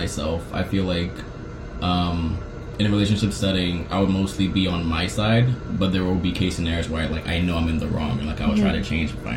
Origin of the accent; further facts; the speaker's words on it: Ghana; now in United States; I am a Ghanaian student.